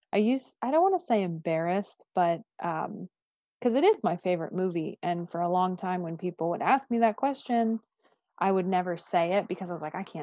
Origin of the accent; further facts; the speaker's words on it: Pittsburgh, Pennsylvania, United States; I'm from Pittsburgh